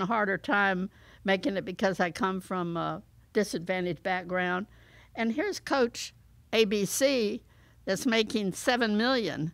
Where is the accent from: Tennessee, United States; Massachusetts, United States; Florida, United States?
Florida, United States; St. Petersburg; I was fortunate in growing up in Saint Petersburg, Florida